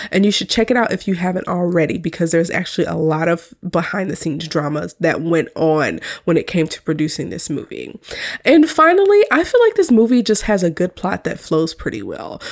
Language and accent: English; United States; as an American who is currently married